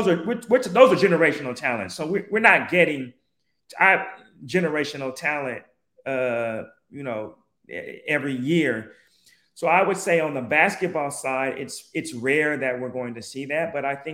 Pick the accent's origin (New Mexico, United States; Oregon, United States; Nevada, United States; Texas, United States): Oregon, United States; Portland; I'm from Portland, Oregon, and we're Trailblazer fans, obviously.